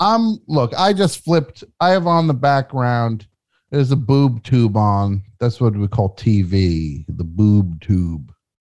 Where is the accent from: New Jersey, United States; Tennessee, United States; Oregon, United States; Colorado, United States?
New Jersey, United States; moved away; I'm from New York, New Jersey, that area. So I have some affinity for the Yankees just from being a little kid